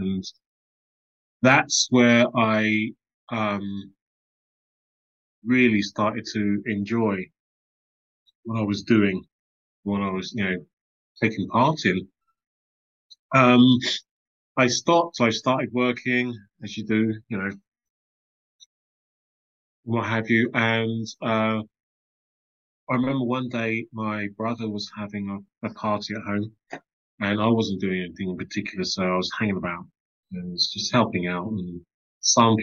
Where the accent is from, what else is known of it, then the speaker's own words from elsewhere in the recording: London, United Kingdom; also born or lived in Islington; I grew up early years in Tottenham, Crouch End, Hornsey